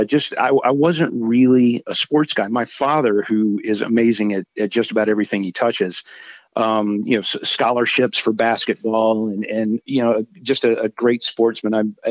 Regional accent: Marietta, Georgia, United States; moved away as an adult; also born or lived in Nashville, Tennessee; I grew up in just outside of Atlanta, Georgia, just north in a town called Marietta.

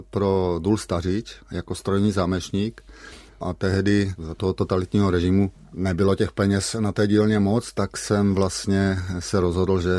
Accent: Šternberk, Olomouc Region, Czechia; born there; Já jsem se narodil ve Šternberku, maminka potom bydlela v Lomouci, maminka mě měla za svobodná

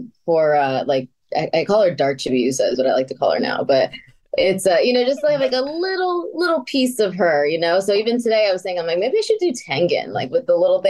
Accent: New York City, New York, United States; accent: New York; I'm from Queens, New York, and I'm Puerto Rican, but if I get really mad, my New York comes out quite a bit.

